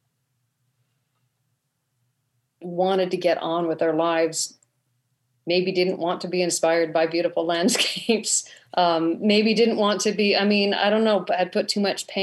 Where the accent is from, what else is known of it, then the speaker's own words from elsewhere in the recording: Utah Valley, United States; I grew up in Utah Valley